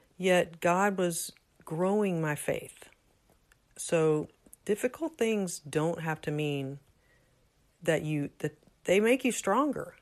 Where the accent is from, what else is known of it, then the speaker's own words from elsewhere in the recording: Houston, Texas, United States; moved away; I was raised in Houston.